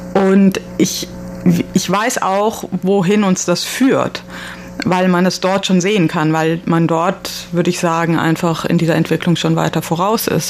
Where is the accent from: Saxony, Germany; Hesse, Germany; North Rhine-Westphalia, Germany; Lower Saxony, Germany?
North Rhine-Westphalia, Germany; Cologne; wir sind ja aus Köln, aber haben den letzten Sommer in Berlin verbracht